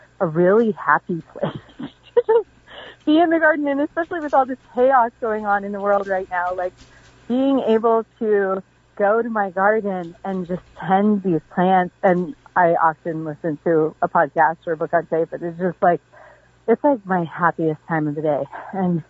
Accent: Pacific Northwest, United States; moved away as an adult; now in Southern Appalachia, United States; I was raised in the Pacific Northwest

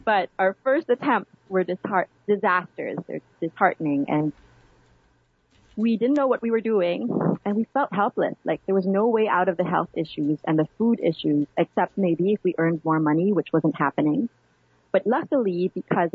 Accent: Manila, Metro Manila, Philippines; now in Washington, D.C., United States; I grew up in Manila

